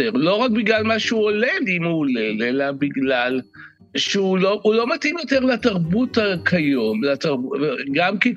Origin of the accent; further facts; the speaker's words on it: Central District, Israel; גדלתי במושב בעמק חפר בשנות ה-60, אז נחשפתי לוודי אלן בשנות ה-70.